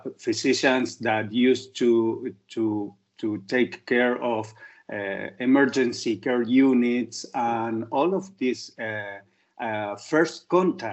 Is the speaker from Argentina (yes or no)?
yes; Argentina; I'm a specialist in allergy from Argentina